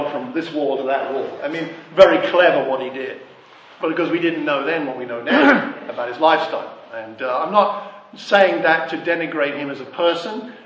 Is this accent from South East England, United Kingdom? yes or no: yes; Ashford, South East England, United Kingdom; I grew up in Ashford in Kent